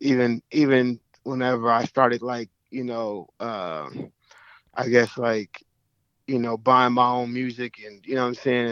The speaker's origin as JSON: {"language": "English", "town": "Oklahoma City", "region": "Oklahoma", "country": "United States", "said": "I'm from Oklahoma City"}